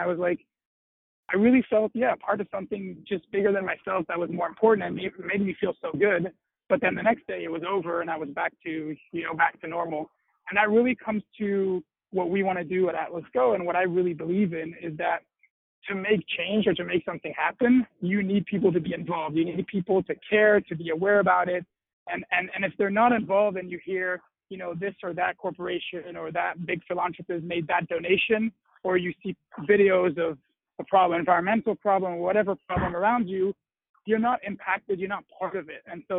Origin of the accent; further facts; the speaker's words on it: Brussels, Brussels-Capital Region, Belgium; also born or lived in United Kingdom / Washington, D.C., United States; So my background, I was born and raised in Brussels, Belgium, and I was always really close to a lot of nonprofit work